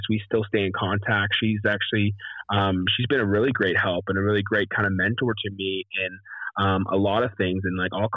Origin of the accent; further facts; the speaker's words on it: Canada; moved away as an adult; also born or lived in Nashville; come home to Canada